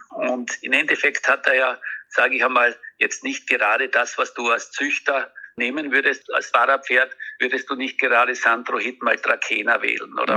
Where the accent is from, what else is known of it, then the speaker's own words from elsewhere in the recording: Austria; ich als Österreicher